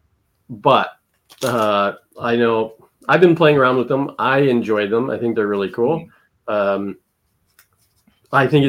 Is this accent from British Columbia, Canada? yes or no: no; Ontario, Canada; I'm from Ontario, but my French level is very little